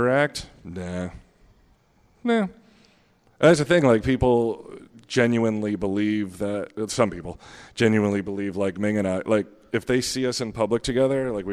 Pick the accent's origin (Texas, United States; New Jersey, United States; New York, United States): New Jersey, United States; me, …, and … are from the same town